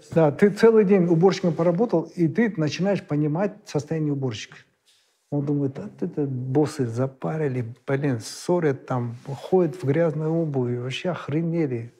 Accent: Kazakhstan; как любой казах

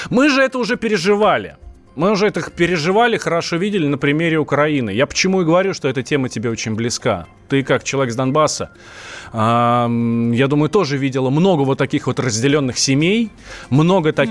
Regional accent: Moscow, Russia; я москвич, у меня тут все в Москве.

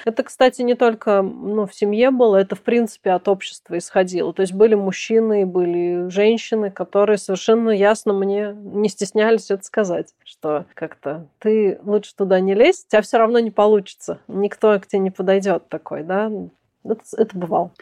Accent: Kazan, Tatarstan, Russia; moved away; мы гуляли в Казани в моем родном городе, а я уже там давно не живу

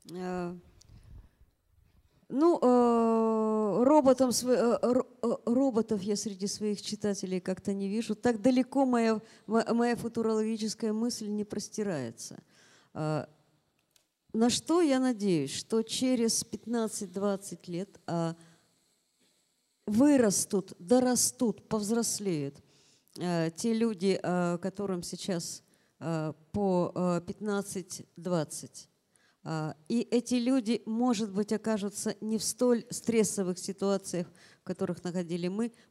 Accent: Ural, Russia; а я с Урала, мне по барабану, что вы тут говорите.

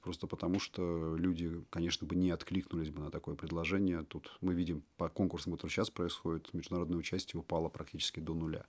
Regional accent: Moscow, Russia; born or raised there

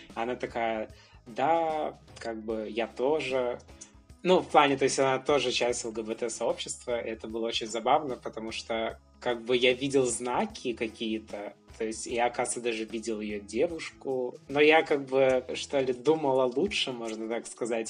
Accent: Brest, Brest Region, Belarus; moved away as an adult; now in Warsaw, Poland; Я вообще родом из Беларуси. Я родился в городе Бресте в многодетной семье

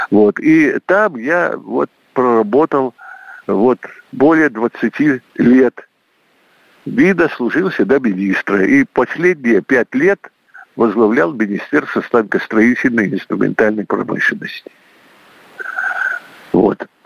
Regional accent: Saint Petersburg, Russia; Поблагодарил Владимира Владимировича, поскольку он питерский, и я питерский.

